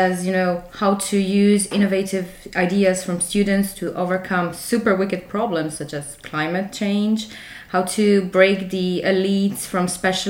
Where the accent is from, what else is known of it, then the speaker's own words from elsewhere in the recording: Croatia; from Croatia. I'm a student of history at the University of Zagreb.